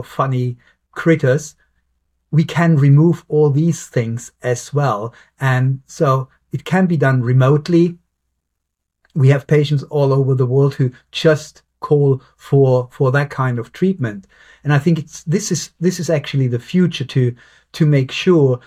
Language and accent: English; Germany; now in Southampton, United Kingdom; I'm from Germany.